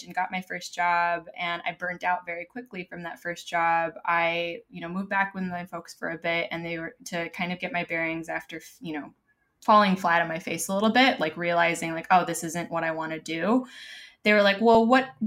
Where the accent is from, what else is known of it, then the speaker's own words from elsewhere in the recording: Los Angeles, California, United States; moved away as an adult; now in Madrid, Spain; I came from Los Angeles, as you can tell by the accent